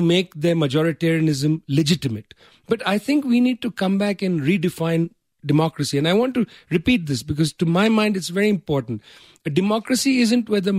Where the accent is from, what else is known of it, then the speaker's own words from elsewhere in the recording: India; as an Indian